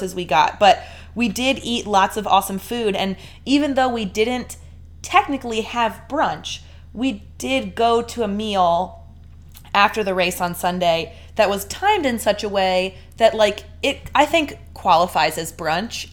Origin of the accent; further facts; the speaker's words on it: Delaware, United States; we're from Delaware and people in Delaware don't say freeway